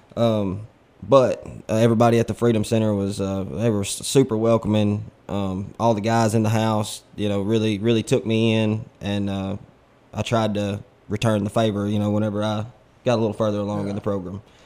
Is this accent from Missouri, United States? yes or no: no; Corinth, Mississippi, United States; I'm a local guy. I was raised here in Corinth.